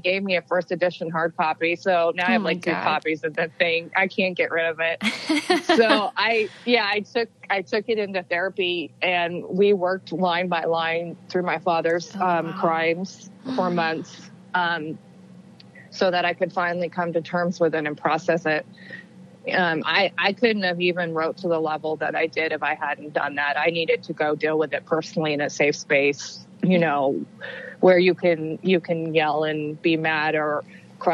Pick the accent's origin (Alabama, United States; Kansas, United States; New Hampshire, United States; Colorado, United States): Kansas, United States; Wichita; the Wichita Eagle in Kansas, my hometown paper